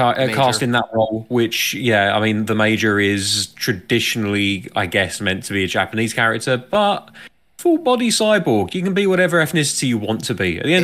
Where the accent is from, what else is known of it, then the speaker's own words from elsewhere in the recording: United Kingdom; as a Brit